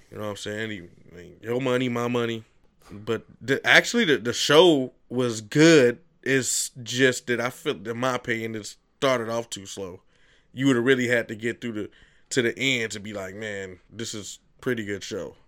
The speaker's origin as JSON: {"language": "English", "town": "Chicago", "region": "Illinois", "country": "United States", "said": "I'm definitely from the South Side"}